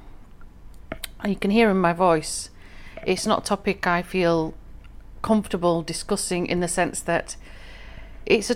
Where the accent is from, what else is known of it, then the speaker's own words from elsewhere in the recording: England, United Kingdom; I'm from England personally, but my ethnic roots, my family hereditary roots, are from the northwest frontier of Pakistan, Afghanistan